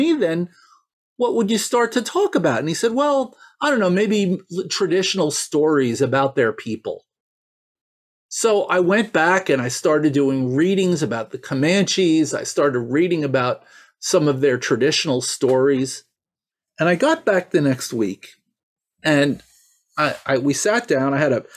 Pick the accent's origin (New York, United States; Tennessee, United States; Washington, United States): New York, United States; I grew up here in New York